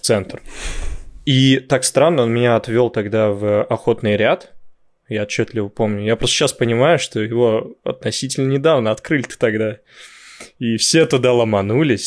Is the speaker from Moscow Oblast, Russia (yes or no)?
yes; Dzerzhinsky, Moscow Oblast, Russia; born or raised there